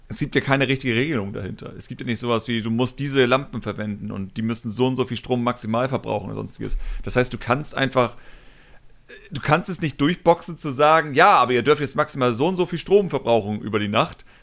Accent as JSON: {"language": "German", "region": "Hamburg", "country": "Germany", "said": "Also ich, ich behaupte einfach mal ganz, also als Hamburger, ne, das ist auch wieder so eine Sache, natürlich."}